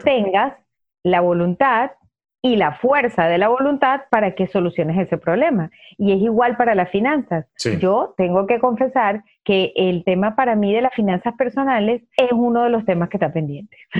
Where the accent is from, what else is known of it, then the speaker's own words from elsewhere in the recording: Venezuela; moved away as an adult; now in United States; soy venezolana, en Venezuela tuve mi propia empresa hasta que me vine a los Estados Unidos